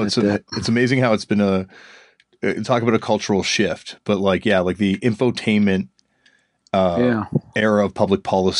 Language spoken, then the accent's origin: English; Canada; I'm from Canada